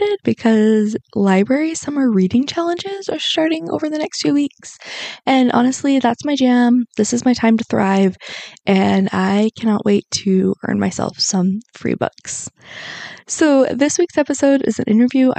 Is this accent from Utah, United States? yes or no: yes; Salt Lake City, Utah, United States; born or raised there